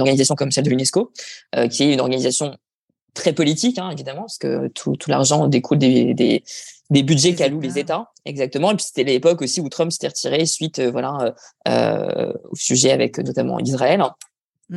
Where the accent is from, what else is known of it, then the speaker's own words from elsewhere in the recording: Dunkirk, Hauts-de-France, France; moved away as an adult; also born or lived in New Zealand / Paris; originaire du Nord. J'ai grandi dans les Flandres et j'ai fait mes études au lycée Angelier, évidemment, à Dunkerque